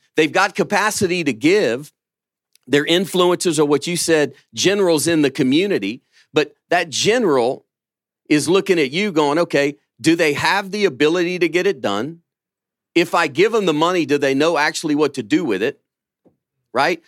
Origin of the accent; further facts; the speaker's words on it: Louisiana, United States; now in Birmingham, Alabama, United States; I'm from Louisiana